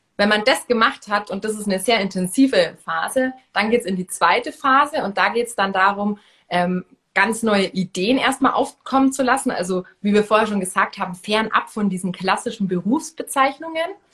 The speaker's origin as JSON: {"language": "German", "town": "Munich", "region": "Bavaria", "country": "Germany", "said": "ich komme ja hier aus München"}